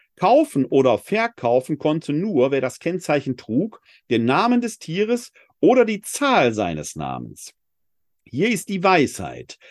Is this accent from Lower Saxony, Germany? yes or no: no; Essen, North Rhine-Westphalia, Germany; Ich bin in Essen geboren und nicht in München. Das macht was mit meinem Leben. Es bestimmt meinen Dialekt.